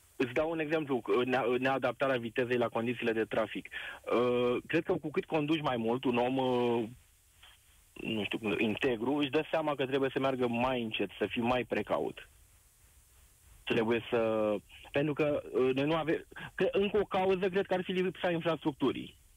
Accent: Târgu Jiu, Gorj, Romania; Eu sunt din Târgu Jiu.

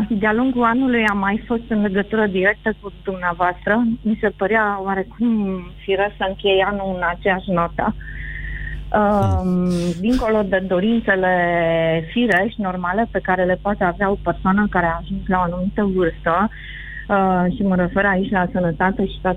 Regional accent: Romania; să nu, să nu fie jenă de fel că sunt româncă

